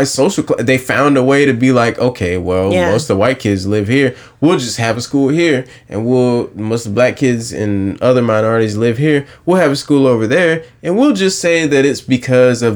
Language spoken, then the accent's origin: English; North Myrtle Beach, South Carolina, United States; I'm from North Myrtle Beach. My grandparents are from North Myrtle Beach.